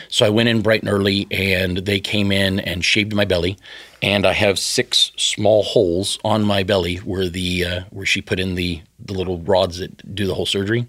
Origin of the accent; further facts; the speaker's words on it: the South, United States; I grew up in the South